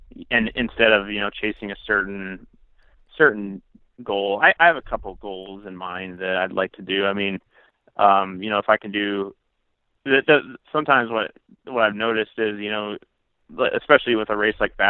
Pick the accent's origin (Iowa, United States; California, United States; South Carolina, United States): Iowa, United States; central; my hometown again, in central Iowa